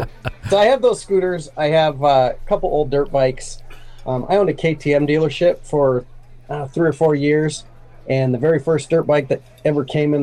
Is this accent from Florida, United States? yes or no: no; Minnesota, United States; I grew up here in Minnesota. I have not lived more than probably 2 hours from the place I was born.